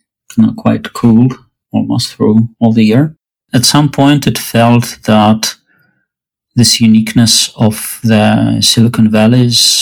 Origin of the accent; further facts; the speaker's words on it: Russia; moved away as an adult; now in Berkeley, United States; I grew up in Russia. I moved to US about 6 years ago.